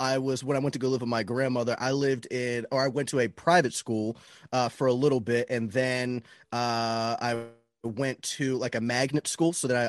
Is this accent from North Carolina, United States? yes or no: no; Florida, United States; Florida, man.